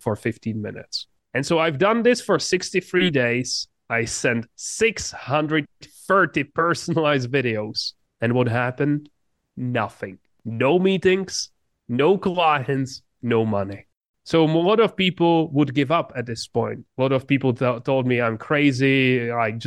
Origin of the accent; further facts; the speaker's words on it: Czechia; English is a second language; I grew up in just a very small town in the Czech Republic. English is not my first language